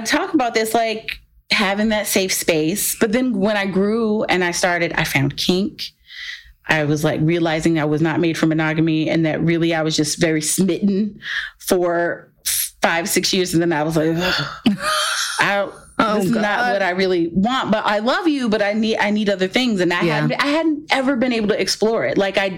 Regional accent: the South, United States; I grew up in the South

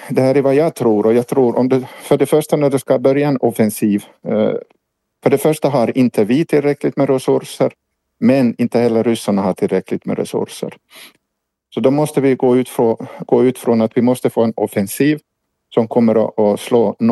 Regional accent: Ostrobothnia, Finland; now in Ukraine; Mm, jag, jag, jag är ursprungligen finsk

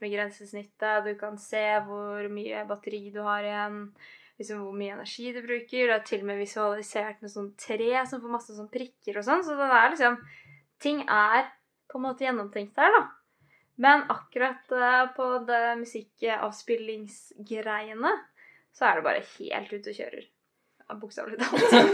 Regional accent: Biri, Innlandet, Norway; moved away; hjemme på Biri

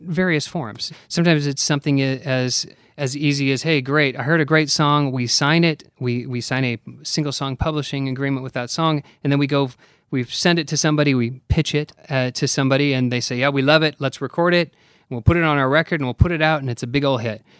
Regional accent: Oregon, United States; moved away as an adult; now in Nashville, United States; I grew up in Oregon

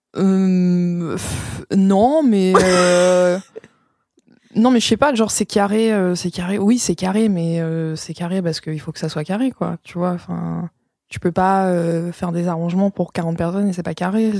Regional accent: Vitry-sur-Seine, Île-de-France, France; moved away as an adult; also born or lived in United States / Netherlands / Paris; j'ai grandi en France

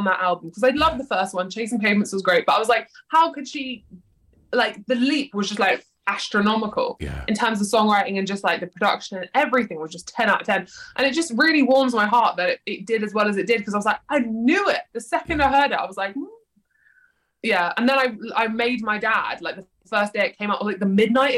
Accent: London, United Kingdom; born or raised there

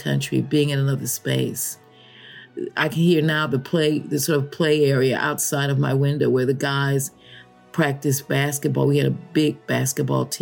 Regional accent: Chicago, Illinois, United States; moved away; I grew up in Illinois, Chicago, which is the prairie, the Great Prairie

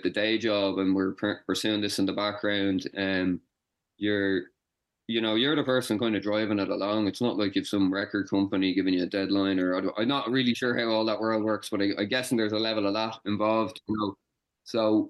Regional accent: Gorey, Leinster, Ireland; I grew up in Gorey in Wexford

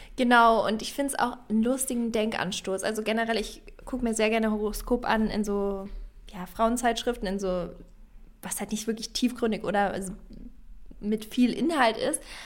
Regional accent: Franconia, Bavaria, Germany; now in Berlin, Germany; ich komme ja aus Franken, also das ist ein Teil in Bayern

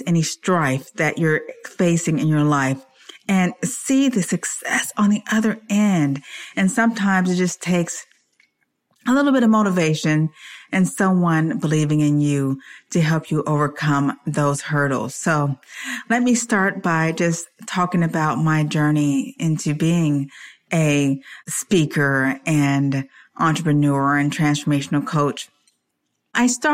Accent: Detroit, Michigan, United States; also born or lived in California / Washington State; now in Spring, Texas, United States; I am originally from Detroit, Michigan

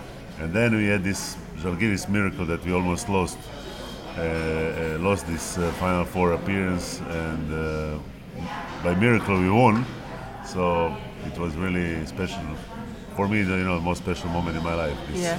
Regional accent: Split, Split-Dalmatia County, Croatia; moved away as an adult; also born or lived in France; now in Tel Aviv, Israel; And then I finished career back to my hometown Split.

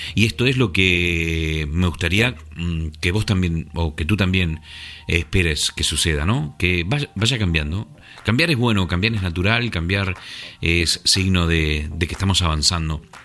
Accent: Argentina; moved away as an adult; also born or lived in La Gomera, Canary Islands, Spain / Asturias, Spain; now in England, United Kingdom; Nací en Argentina, pero a los 30 años me fui a vivir a una isla muy pequeñita y muy hermosa llamada La Gomera, en las Islas Canarias.

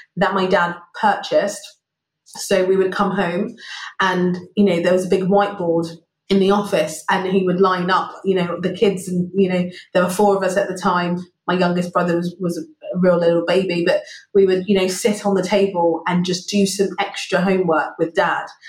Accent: London, United Kingdom; moved away as an adult; also born or lived in Brixton, London; now in Singapore; So, so Wimbledon is home for me and it's where I grew up

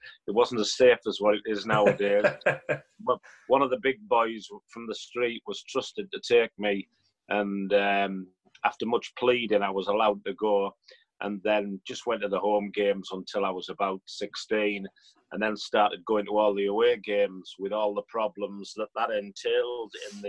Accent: Middlesbrough, North East England, United Kingdom; I'm from Middlesbrough and I'm known as being a Middlesbrough fan.

